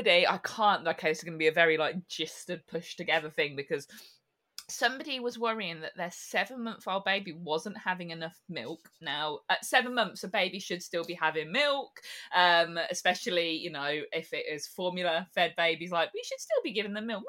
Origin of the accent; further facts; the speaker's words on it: Northampton, East Midlands, United Kingdom; accent: combination of London, Birmingham, and farmers; I am from Northampton. This is this lovely accent you can hear that's a combination of London, Birmingham, and farmers.